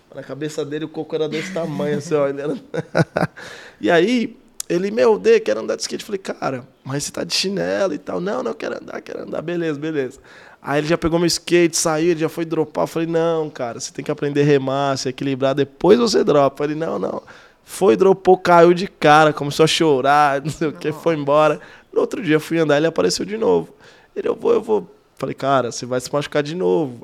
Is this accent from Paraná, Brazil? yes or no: no; Suzano, São Paulo, Brazil; also born or lived in Tampa, United States; eu sou de Suzano, da extremo leste